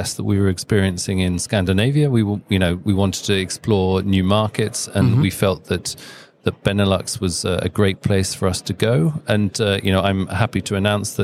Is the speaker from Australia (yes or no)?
no; United Kingdom; now in Denmark; We're based in Denmark. We're a Danish company, but I'm British, but I'm also Danish. I have dual nationality